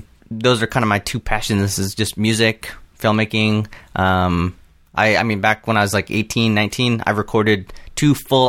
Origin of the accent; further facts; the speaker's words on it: Southern California, United States; Southern California, kind of all around.